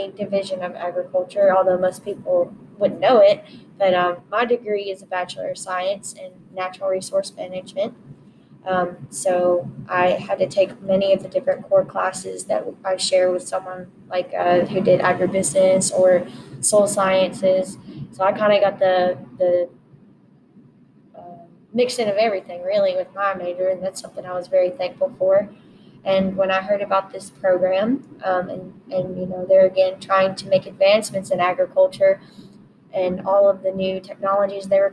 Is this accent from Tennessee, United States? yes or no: yes; Munford, Tennessee, United States; I'm originally from Munford High School